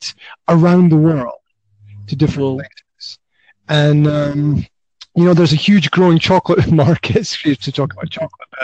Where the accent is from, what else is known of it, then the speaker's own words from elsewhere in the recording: Highlands of Scotland, United Kingdom; now in Banská Bystrica, Slovakia; originally I'm from the Highlands of Scotland, but right now I'm right in the middle of Slovakia